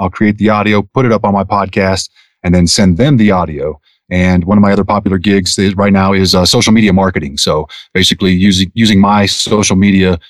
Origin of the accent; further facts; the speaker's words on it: Denver, Colorado, United States; now in Winter Park, United States; I'm originally from Denver, Colorado, born and raised